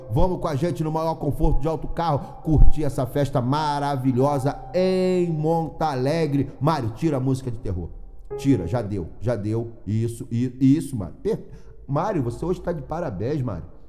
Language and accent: Portuguese; Rio de Janeiro, Brazil; moved away as an adult; now in Braga, Portugal; eu sou do Rio de Janeiro